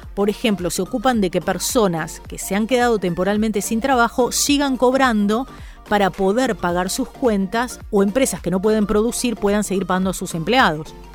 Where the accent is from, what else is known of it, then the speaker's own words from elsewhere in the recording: Argentina; yo soy argentina, vivo en Argentina